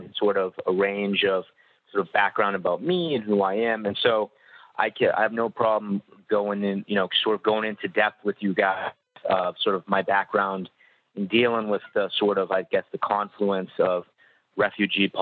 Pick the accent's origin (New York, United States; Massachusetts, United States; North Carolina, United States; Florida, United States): Massachusetts, United States; Boston; now in Washington, DC, United States; I'm from Boston originally